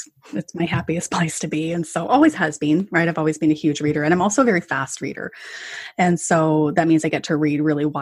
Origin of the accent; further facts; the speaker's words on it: Canada; as a Canadian